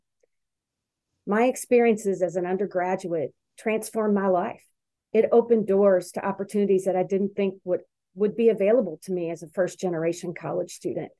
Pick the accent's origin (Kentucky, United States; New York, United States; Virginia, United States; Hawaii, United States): Kentucky, United States; Louisville; now in Wisconsin, United States; where I grew up in Louisville, Kentucky